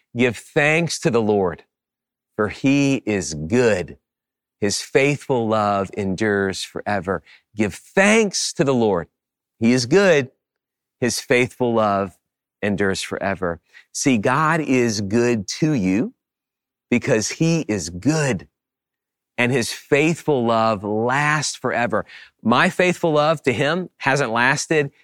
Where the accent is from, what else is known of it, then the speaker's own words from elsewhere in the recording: New Orleans, Louisiana, United States; I grew up in the New Orleans area